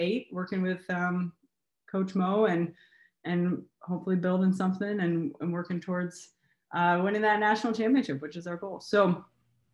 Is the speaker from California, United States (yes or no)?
no; Cincinnati, Ohio, United States; moved away as an adult; now in Michigan, United States; I'm originally from Cincinnati, Ohio. I moved home.